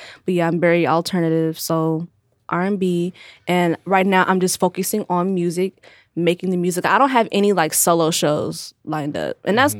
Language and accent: English; Dayton, Ohio, United States; also born or lived in Milwaukee, Wisconsin; I'm from Milwaukee, Wisconsin. I moved to mm. Dayton, Ohio in first grade, mm. but I claimed Dayton because I was raised there.